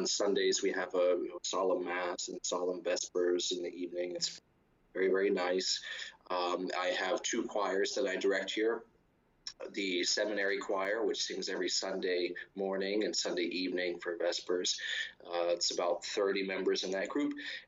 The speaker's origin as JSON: {"language": "English", "town": "Martinsburg", "region": "Pennsylvania", "country": "United States", "tie": "born or raised there", "moved": "yes", "lives_now": "Rome, Italy", "said": "I grew up in a little town called Martinsburg, which is near Altoona in western Pennsylvania, about 100 miles east of Pittsburgh"}